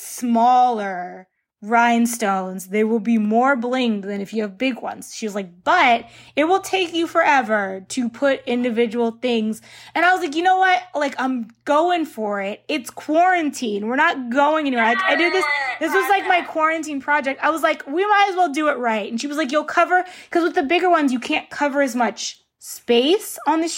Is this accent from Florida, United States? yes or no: no; Northern Virginia, United States; now in California, United States; I'm from Northern Virginia. That is where I'm from. That's where my parents still reside in that house. Like, I go home to Virginia